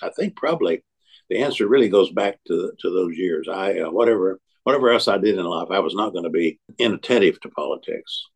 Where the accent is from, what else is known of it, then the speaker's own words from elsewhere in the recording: Tennessee, United States; moved away as an adult; also born or lived in North Carolina; I had early on been involved in my home state of Tennessee